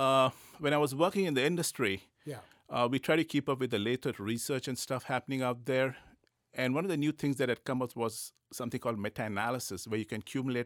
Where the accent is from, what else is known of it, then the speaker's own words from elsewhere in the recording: India; born there; Okay, so I was born in India.